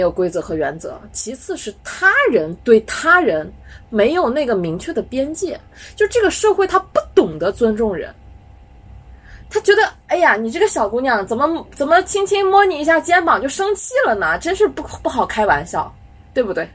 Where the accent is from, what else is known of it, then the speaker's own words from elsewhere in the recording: China; 我们中国人经常被说，“哦，你们没有信仰